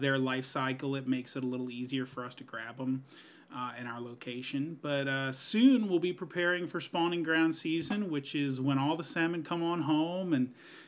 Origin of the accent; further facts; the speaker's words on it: New Orleans, Louisiana, United States; now in Longview, Washington, United States; I am from the South, from New Orleans, Louisiana